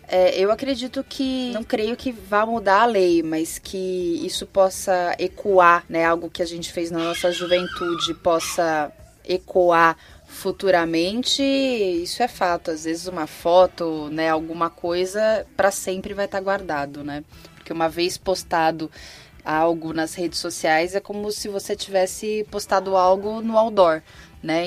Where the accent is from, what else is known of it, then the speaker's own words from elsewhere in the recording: São Paulo, Brazil; sou de São Paulo, capital